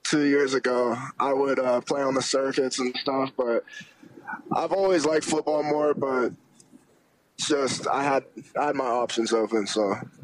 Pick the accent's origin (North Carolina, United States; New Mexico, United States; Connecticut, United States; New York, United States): North Carolina, United States; Well, growing up, I was born in North Carolina. I liked North Carolina for a while I lived there. And then we came here and I started to like Ohio State.